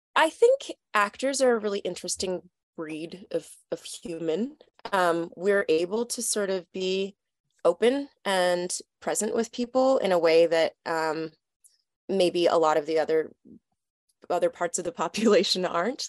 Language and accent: English; Toronto, Ontario, Canada; I'm from Toronto, Canada